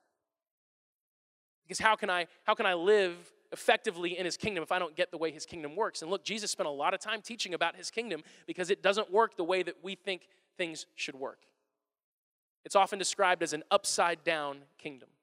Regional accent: United States; us as Americans

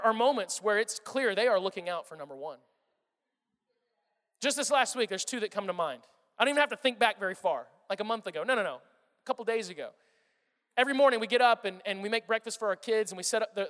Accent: Missouri, United States; moved away; also born or lived in Kansas City; I'm from Missouri, okay? I lived in Kansas City for 5 years

